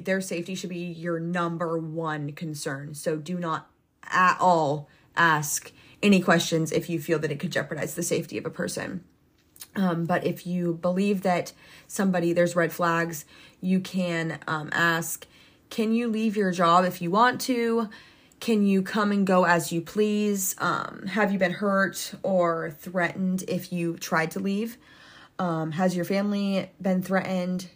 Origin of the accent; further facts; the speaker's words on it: United States; I was raised, born and raised in the United States my entire life.